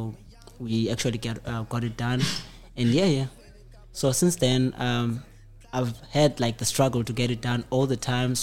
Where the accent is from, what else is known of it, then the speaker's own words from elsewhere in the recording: Cape Town, Western Cape, South Africa; I come from Kailicha Site C, 7784.